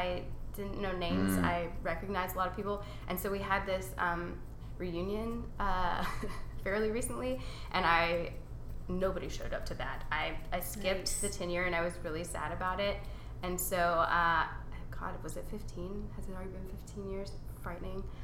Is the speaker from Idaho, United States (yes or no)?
no; Beaumont, Texas, United States; I grew up Jewish in Beaumont